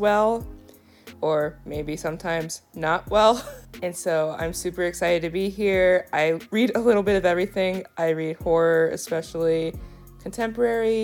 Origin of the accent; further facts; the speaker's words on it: San Gabriel Valley, California, United States; moved away as an adult; also born or lived in DMV area; now in Washington DC area, United States; I grew up in the San Gabriel Valley in California